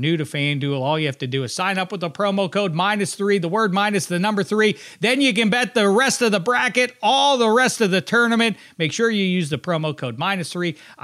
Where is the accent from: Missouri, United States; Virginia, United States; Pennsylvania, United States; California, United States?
Pennsylvania, United States; Pittsburgh; I'm from Pittsburgh